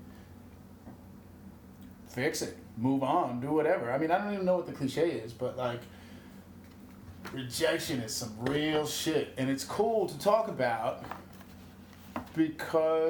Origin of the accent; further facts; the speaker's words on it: Green Bay, Wisconsin, United States; moved away as an adult; also born or lived in Germany / Utica, New York / Boston; when I was growing up in Green Bay, Wisconsin